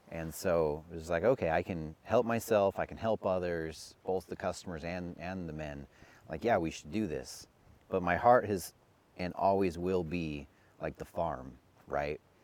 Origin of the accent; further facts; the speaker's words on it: Utah, United States; growing up in Utah